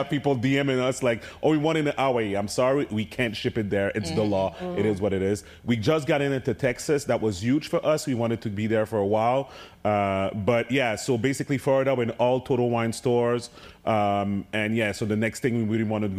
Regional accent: Montreal, Quebec, Canada; my hometown of Montreal

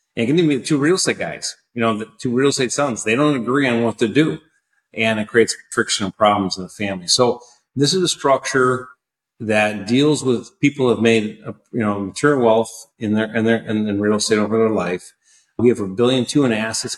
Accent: Wisconsin, United States; also born or lived in San Francisco, California; back in Milwaukee, Wisconsin, which is my hometown state

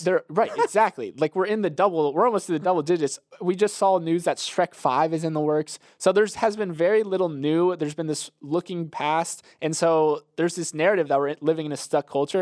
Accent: Florida, United States; I'm from Florida

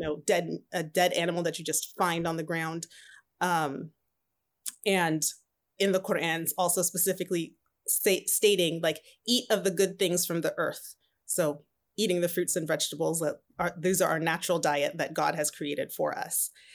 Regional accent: Southern California, United States; also born or lived in Atlanta, Georgia; So I grew up in Southern California all my life. I consider myself a Cali girl.

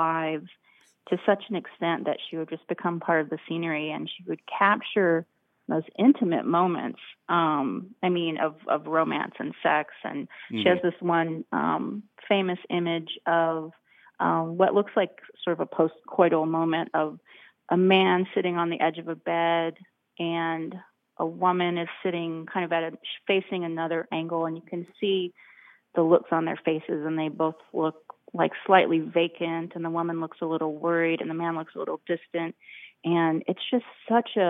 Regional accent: United States; as an American

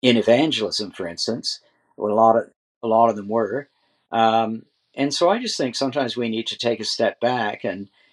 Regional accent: Canada; I'm a Canadian, I'm subject to the Queen

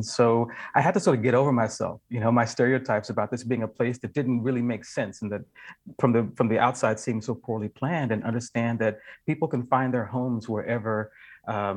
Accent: the American South, United States; now in Seattle, United States; I'm a Southerner and I live in Seattle

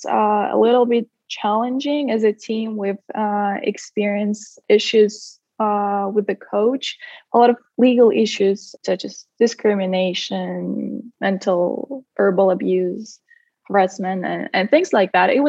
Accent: Siberia, Russia; moved away as an adult; also born or lived in Sacramento, United States; I spent almost 18 years of my life here uh, in Siberia, to be precise. And then at the age of 18, I moved to the US when I uh, got a full athletic scholarship at Sac State.

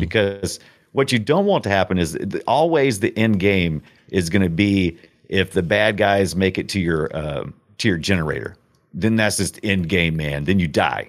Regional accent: United States; I'm such an American

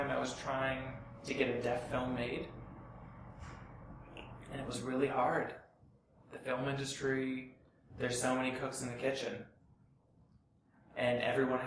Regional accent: Southern California, United States; I grew up in Southern California, and fortunately, I had Deaf West in my backyard.

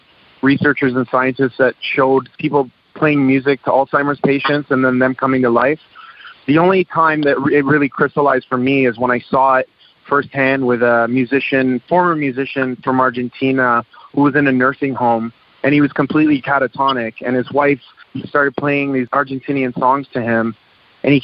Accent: Toronto, Ontario, Canada; I was born in Canada, and growing up, I got beat up for being different

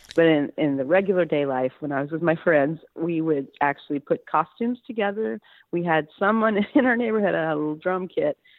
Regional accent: Houston, Texas, United States; I grew up in Houston in a suburb called Sharpstown

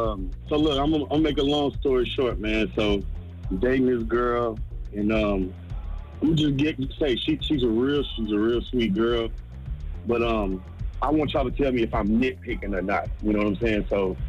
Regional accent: Jacksonville, Florida, United States; I'm from Duval. I done dealt with the most ratchet females ever.

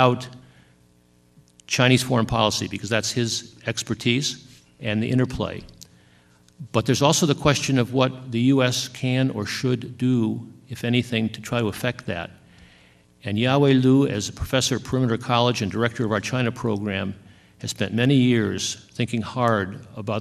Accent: South Africa; I come from South Africa

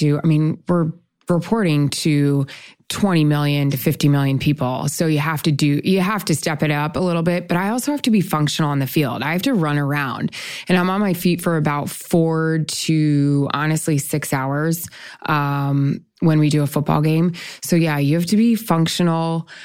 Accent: Tampa, Florida, United States; I'm from Tampa Bay

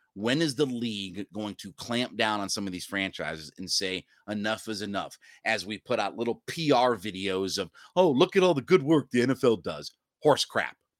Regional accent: Northeast Ohio, United States; I'm from Northeast Ohio

